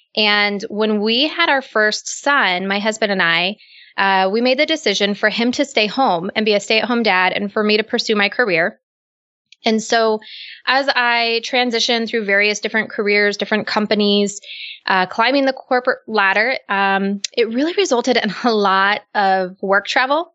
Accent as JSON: {"language": "English", "country": "United States", "said": "I'm not Canadian. I'm American."}